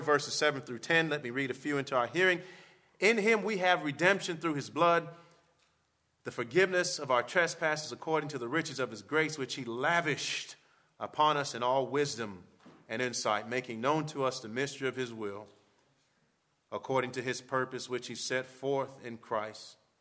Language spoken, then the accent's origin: English; Miami, Florida, United States; moved away as an adult; also born or lived in Kentucky; I grew up in Miami